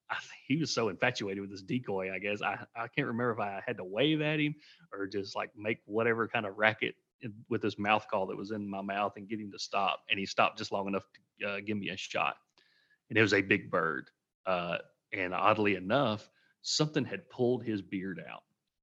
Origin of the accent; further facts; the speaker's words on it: Tennessee, United States; Yeah, I am from Tennessee, grew up there.